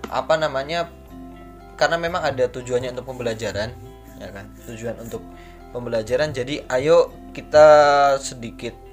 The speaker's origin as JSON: {"language": "Indonesian", "region": "Papua", "country": "Indonesia", "tie": "born or raised there", "said": "Papua, Papua waktu kecil eh, dari kecil tuh Papua saya juga lahirnya di Papua"}